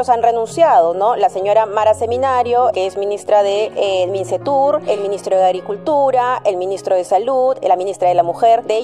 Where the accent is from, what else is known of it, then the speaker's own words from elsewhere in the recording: Valdivia, Los Ríos, Chile; vengo de Valdivia, Chile.